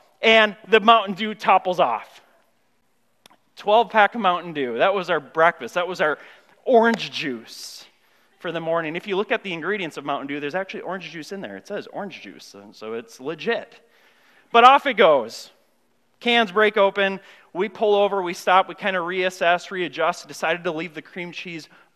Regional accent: Grand Marais, Minnesota, United States; I grew up in Grand Marais, a small town up north

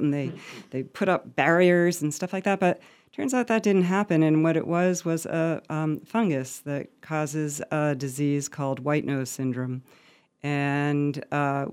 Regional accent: Montague, Massachusetts, United States; my hometown of Montague, Massachusetts

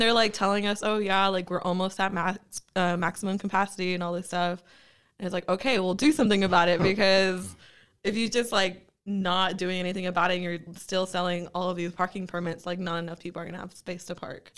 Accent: Bakersfield, California, United States; growing up in Bakersfield

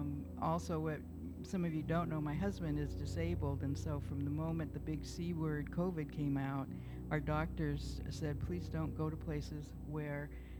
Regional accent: England, United Kingdom; I'm an English gardener, if you know me.

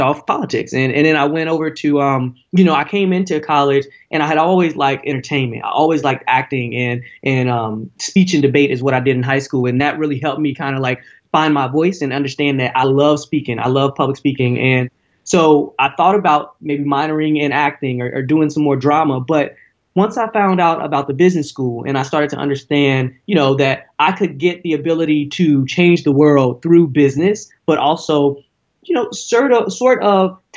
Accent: Cincinnati, Ohio, United States; moved away as an adult; now in Bay Area, United States; I went to Princeton High School

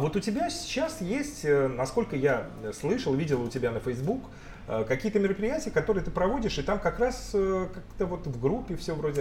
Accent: Russia; moved away; в нашей регионе, э, где вот мы родились с тобой в России

